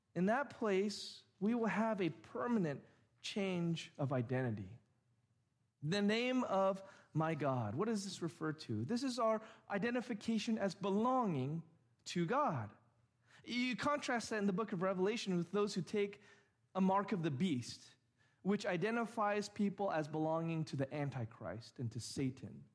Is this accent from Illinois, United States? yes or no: no; Orange County, California, United States; I grew up in Orange County, have been here almost my entire life